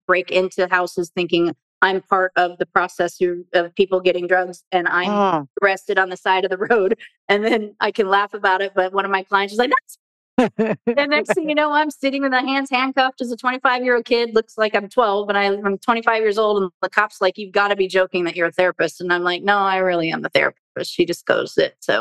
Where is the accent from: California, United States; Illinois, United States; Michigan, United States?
California, United States; Southern; Born and raised in Southern California